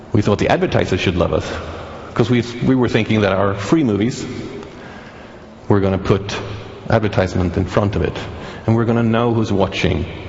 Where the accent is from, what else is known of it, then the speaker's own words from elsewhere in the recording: Sweden; I'm from Sweden, the country that did bring you Pirate Bay